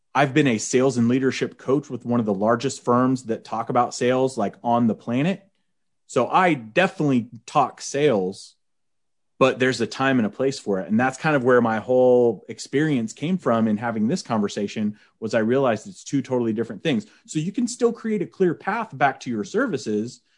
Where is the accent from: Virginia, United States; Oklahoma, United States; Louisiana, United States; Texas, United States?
Oklahoma, United States; Oklahoma? Like, that's where I'm from.